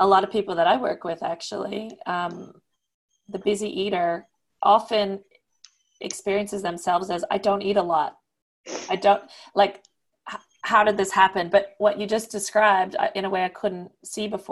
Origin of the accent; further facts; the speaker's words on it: the French part of Canada, Quebec, Canada; moved away; also born or lived in Switzerland; I come from the French part of Canada, but I haven't lived there for a long time